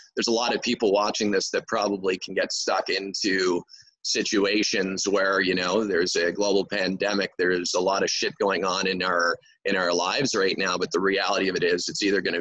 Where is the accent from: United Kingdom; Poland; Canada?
Canada; Montreal, Quebec; first language English; I'm from Montreal, Quebec, Canada